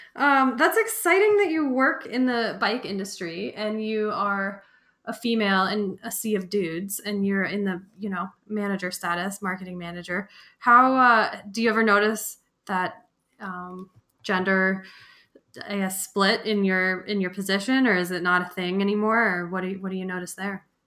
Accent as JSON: {"language": "English", "town": "Fort Collins", "region": "Colorado", "country": "United States", "tie": "born or raised there", "said": "I grew up in Fort Collins, working in bike shops"}